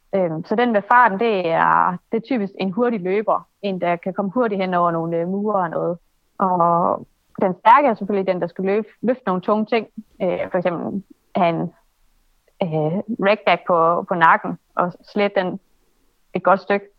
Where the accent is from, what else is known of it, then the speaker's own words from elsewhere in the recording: Aalborg, North Denmark Region, Denmark; Jeg kommer fra Aalborg